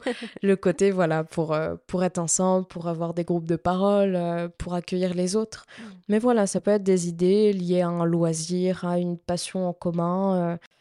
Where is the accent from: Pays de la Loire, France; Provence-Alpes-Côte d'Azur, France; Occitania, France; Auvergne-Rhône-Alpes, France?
Pays de la Loire, France; Nantes; je suis euh, de Nantes depuis ma naissance